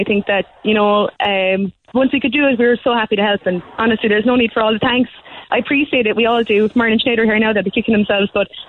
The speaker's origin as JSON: {"language": "English", "town": "Macroom", "region": "Munster", "country": "Ireland", "said": "we're not really from the city. We're from Macroom."}